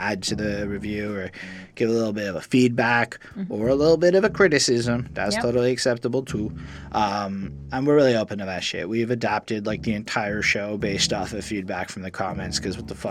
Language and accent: English; Montreal, Quebec, Canada; we come from Montreal, Quebec